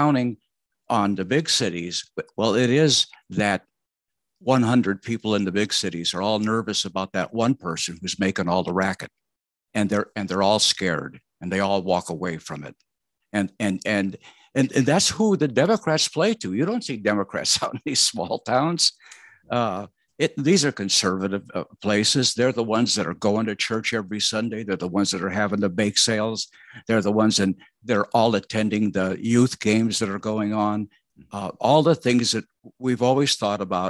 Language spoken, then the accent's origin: English; Mesa, Arizona, United States; I grew up in Mesa, Arizona, small town, about 18,000 people.